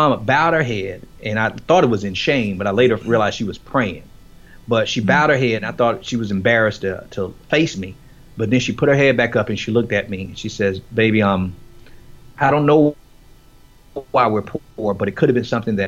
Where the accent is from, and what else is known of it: Miami, Florida, United States; born or raised there